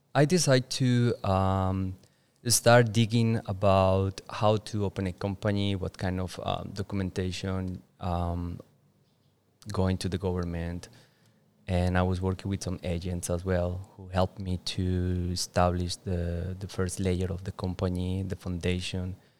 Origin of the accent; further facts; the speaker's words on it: Duitama, Boyacá, Colombia; English is a second language; moved away as an adult; now in Bali, Indonesia; my hometown, with Duitama.